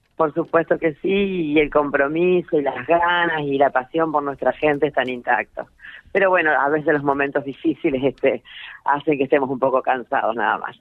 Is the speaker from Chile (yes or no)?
no; Santa Fe, Argentina; nosotros vamos a actuar como santafesinos